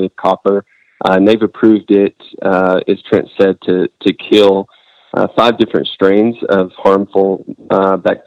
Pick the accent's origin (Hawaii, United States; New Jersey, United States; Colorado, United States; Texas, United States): Texas, United States; Amarillo; I'm from Amarillo originally. I was born and raised here